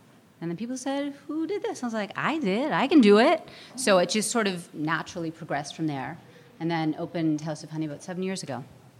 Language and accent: English; Canada; moved away as an adult; also born or lived in New York, United States; now in Los Angeles, United States; I grew up in Canada.